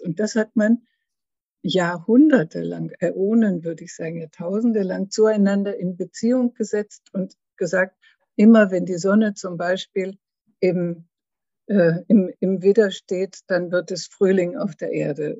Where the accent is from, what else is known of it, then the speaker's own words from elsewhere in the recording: Schleswig-Holstein, Germany; moved away as an adult; also born or lived in Lake Constance / Frankfurt; now in Karlsruhe, Germany; aus Norddeutschland, aus Schleswig-Holstein, bin ich an den Bodensee gegangen